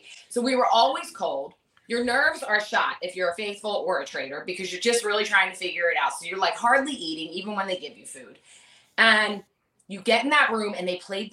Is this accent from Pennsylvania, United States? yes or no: yes; Philadelphia, Pennsylvania, United States; I'm from Philly